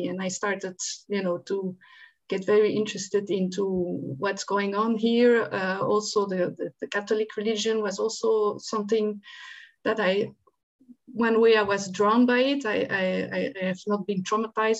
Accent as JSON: {"language": "English", "town": "Antwerp", "region": "Flanders", "country": "Belgium", "tie": "born or raised there", "moved": "yes", "said": "I grew up in Antwerp, Belgium, not far from Antwerp."}